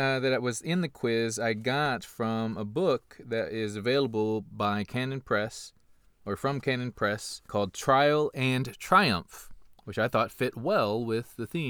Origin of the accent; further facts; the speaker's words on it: United States; We'll blame it on being American.